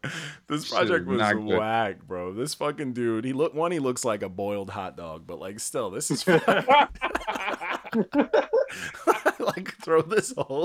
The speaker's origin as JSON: {"language": "English", "region": "New York", "country": "United States", "tie": "born or raised there", "said": "I'm from New York and that's what we listen to as a lullaby as children."}